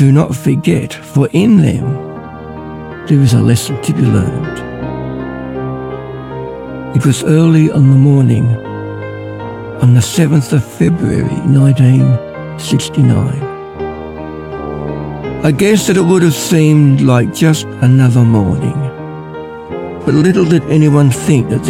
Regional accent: Ballarat, Victoria, Australia; I'm from Ballarat.

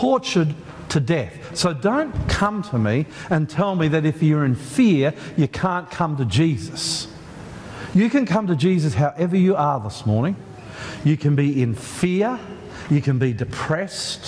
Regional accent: Australia; we're Australian

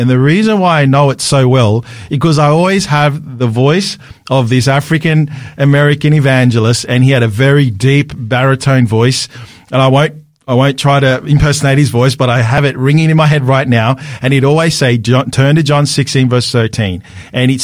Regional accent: Sydney, New South Wales, Australia; I'm from Sydney, so living in Sydney.

